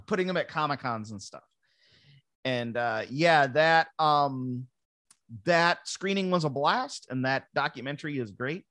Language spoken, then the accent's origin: English; Ransomville, New York, United States; moved away as an adult; also born or lived in Buffalo, New York; now in Los Angeles, United States; I grew up in Ransomville